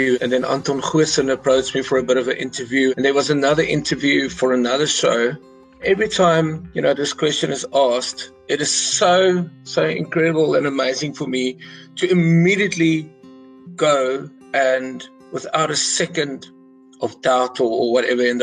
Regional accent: Carolina, Mpumalanga, South Africa; also born or lived in Pietersburg, South Africa; I was born in Pietersburg and then grew up on a holiday resort called Bud Blast, just outside Carolina

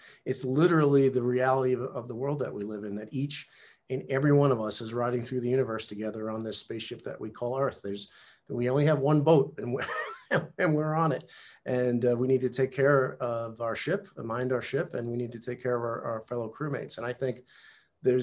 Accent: New York, United States; I was, you know, a typical male teenager growing up in New York in the 70s

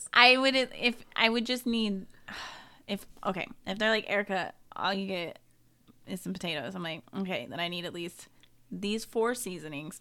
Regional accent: Sonoma County, California, United States; I am from Sonoma County

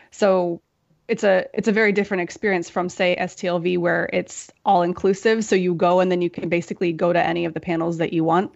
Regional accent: United States; moved away as an adult; also born or lived in Europe; I'm American and I grew up here

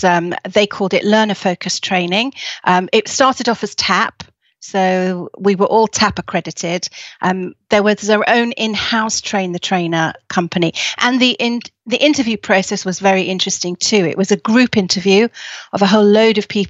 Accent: Leeds, Yorkshire and the Humber, United Kingdom; I was born in Leeds

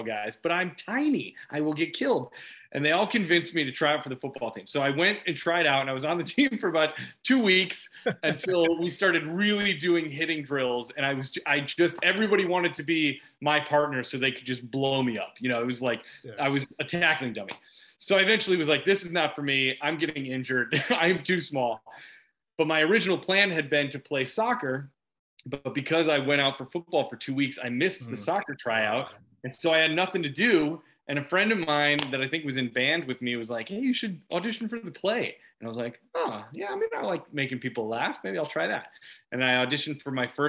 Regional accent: Carol Stream, Illinois, United States; I grew up in Carroll Stream, which is only about 30 minutes west of the city

